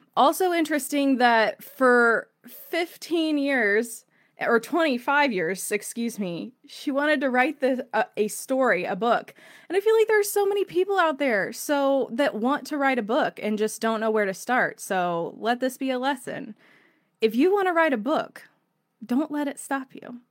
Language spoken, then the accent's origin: English; Indiana, United States; I'm from Indiana